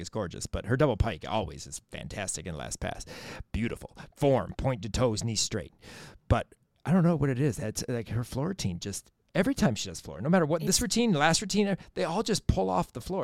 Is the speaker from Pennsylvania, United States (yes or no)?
no; Michigan, United States; I'm from Michigan, and so we get the Canadian channels all everywhere